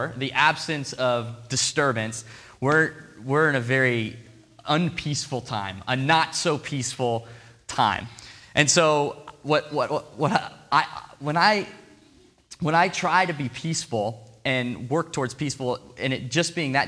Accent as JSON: {"language": "English", "town": "Portland", "country": "United States", "moved": "yes", "lives_now": "Seattle, United States", "said": "I'm from Portland"}